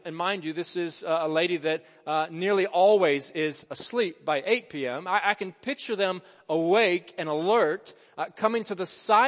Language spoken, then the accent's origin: English; Jonesboro, Arkansas, United States; my hometown of Jonesboro, Arkansas